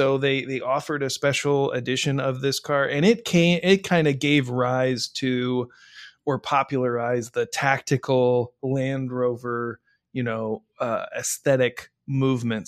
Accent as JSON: {"language": "English", "region": "Midwest", "country": "United States", "tie": "born or raised there", "said": "I grew up, I grew up in the Midwest, and the Midwest is part of the salt belt"}